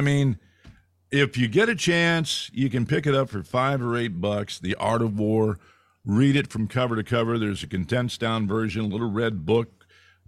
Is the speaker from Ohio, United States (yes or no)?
no; Fresno, California, United States; moved away; My hometown